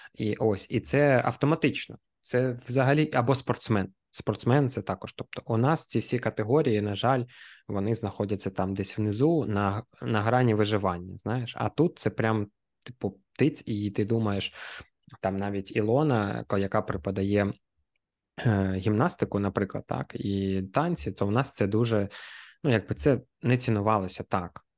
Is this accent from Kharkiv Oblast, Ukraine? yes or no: yes; Kharkiv, Kharkiv Oblast, Ukraine; я харків'янин